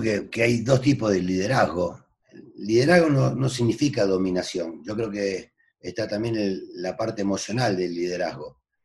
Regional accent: Argentina; moved away as an adult; now in Mexico; ya no soy argentino, soy mexicano, porque llevo 40 años en, este país

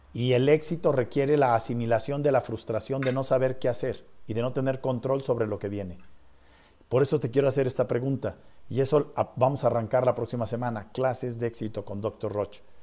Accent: Mexico; los mexicanos que estamos componiendo este país

